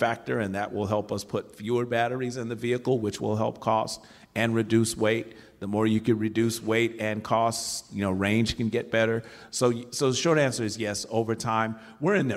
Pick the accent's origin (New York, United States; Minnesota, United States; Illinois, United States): Illinois, United States; Chicago; now in Michigan, United States; I grew up in Chicago, south side of Chicago